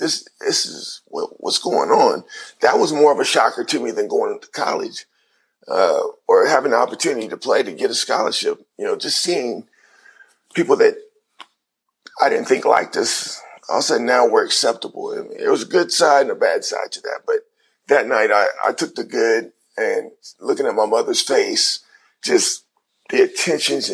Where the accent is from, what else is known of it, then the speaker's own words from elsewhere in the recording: Cincinnati, Ohio, United States; my hometown